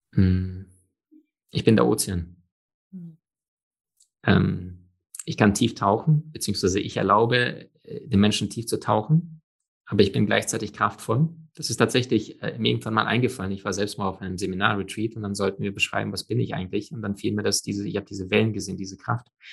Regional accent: Germany; bei uns in Deutschland

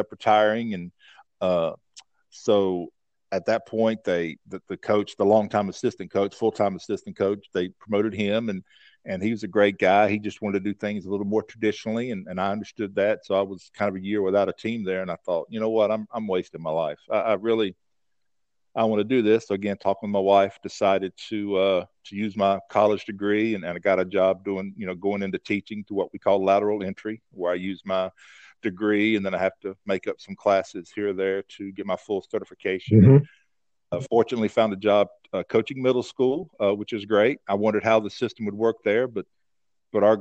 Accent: North Carolina, United States; moved away as an adult; move back to North Carolina, my home state

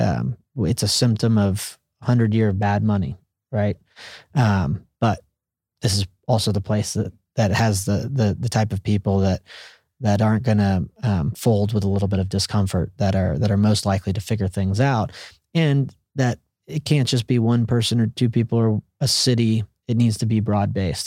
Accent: Central Texas, United States; growing up around Central Texas

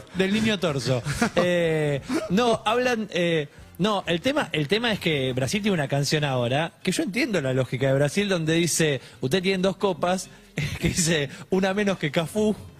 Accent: Argentina; ser argentino y representar

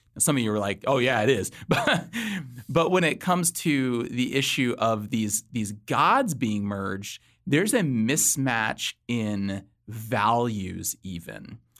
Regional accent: Los Angeles, California, United States; moved away as an adult; now in Virginia, United States; my wife and I, we both grew up in Southern California, Los Angeles. Uh, in twenty thirteen, we moved to Virginia.

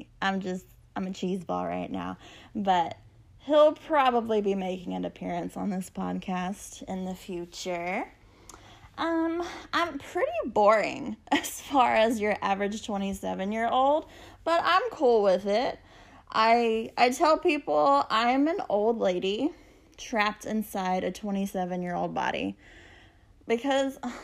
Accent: Texas, United States; also born or lived in El Campo, Texas; I'm from Texas. I live in a small town called El Campo, which is about an hour southwest of Houston

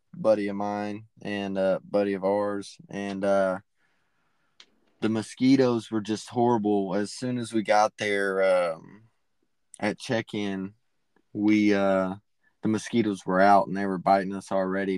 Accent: East Texas, United States; I'm from East Texas

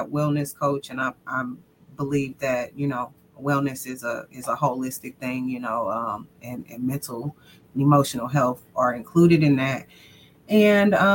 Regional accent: Kansas City, United States; moved away as an adult; now in Fort Worth, United States; I'm originally from Kansas City, but I live in Fort Worth, Texas. I've been in Texas for 14 years

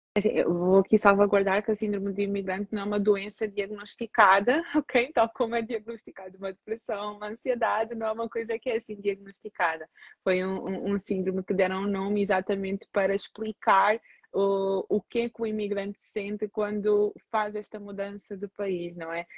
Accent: Portugal; nasci em Portugal, mas sou filha de imigrantes

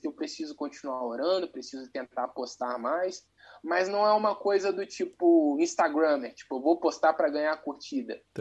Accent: Volta Redonda, Rio de Janeiro, Brazil; Eu sou de Volta Redonda, Rio de Janeiro

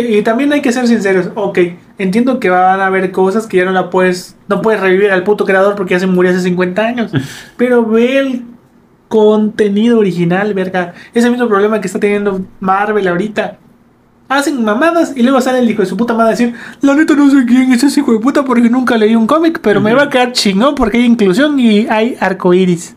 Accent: Campeche, Mexico; crecimos en Campeche

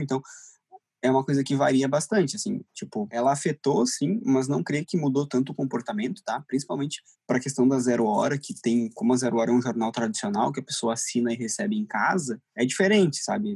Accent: Torres, Rio Grande do Sul, Brazil; moved away as an adult; now in Porto Alegre, Brazil; eu não sou daqui, eu sou de Torres

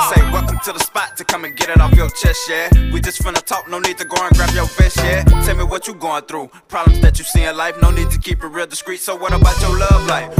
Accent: Maryville, Louisiana, United States; now in Baton Rouge, United States; I'm from Maryville, Louisiana, but mm-hmm. I, I, reside in Baton Rouge, Louisiana

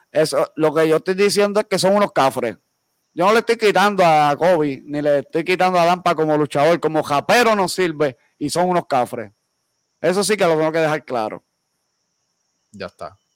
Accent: Bayamón, Puerto Rico; born there; Yo nací en San Pablo, Bayamón, Puerto Rico. Y yo vivo bien orgulloso de mi pueblo

